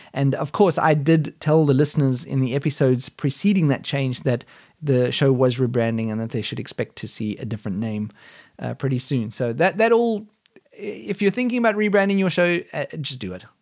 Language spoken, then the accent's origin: English; South Africa; born or raised there; moved away as an adult; now in Germany